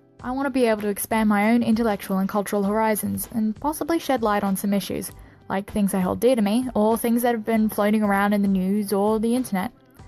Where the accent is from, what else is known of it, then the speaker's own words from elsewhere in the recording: Australia; I'm the Aussie girl with a big mouth